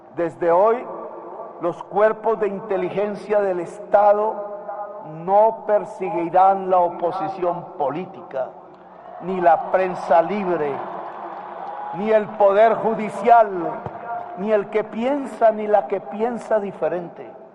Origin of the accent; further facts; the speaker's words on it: Colombia; presidente de Colombia, frente al poder legislativo y frente a mi pueblo